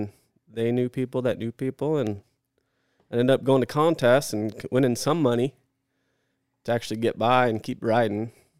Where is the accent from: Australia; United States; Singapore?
United States; Sacramento, California; Sacramento, California.